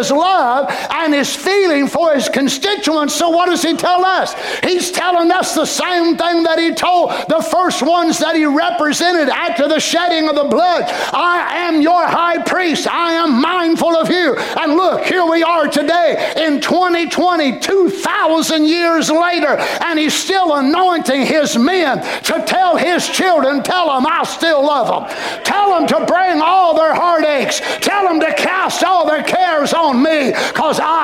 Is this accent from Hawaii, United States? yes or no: no; Carter County, Tennessee, United States; us Carter Countyans